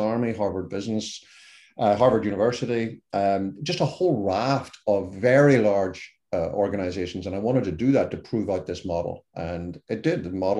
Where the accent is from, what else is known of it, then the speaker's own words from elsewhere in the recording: Ireland; accent: Irish; even a dumb Irishman, which is by my accent, you can tell what I am